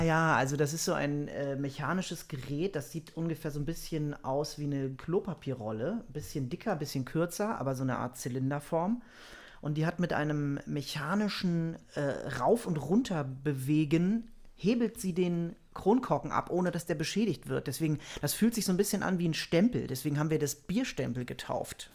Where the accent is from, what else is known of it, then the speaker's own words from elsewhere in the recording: Germany; ich mich als Deutscher